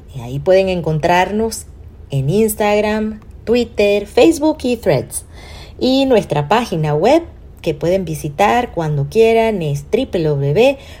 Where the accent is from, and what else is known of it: Venezuela